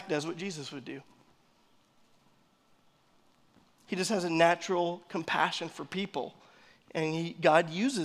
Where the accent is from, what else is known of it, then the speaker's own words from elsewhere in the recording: United States; we're American.